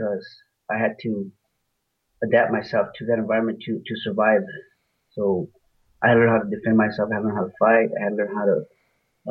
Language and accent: English; Los Angeles, California, United States; also born or lived in Mexico; Part of my upbringing was in Huntington Park, South Central, and Boyle Heights, East LA area. Those are the areas where I grew up and went to high school in those areas too